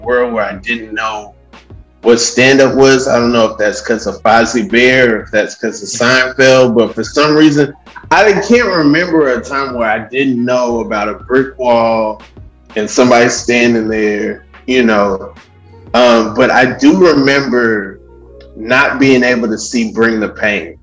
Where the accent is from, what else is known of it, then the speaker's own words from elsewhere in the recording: Atlanta, Georgia, United States; I'm from Atlanta